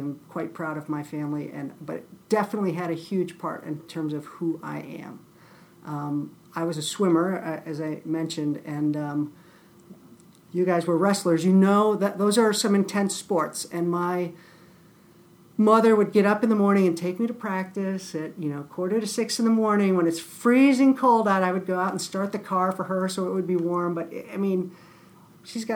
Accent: Lakewood, Ohio, United States; I grew up in Cleveland.

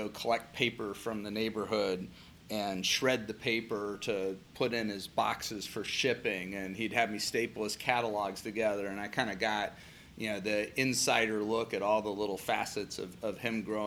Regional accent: Anaheim, California, United States; also born or lived in Fresno; now in Columbus, United States; I was in originally Anaheim, which is Los Angeles area, and then spent some time in Fresno as well

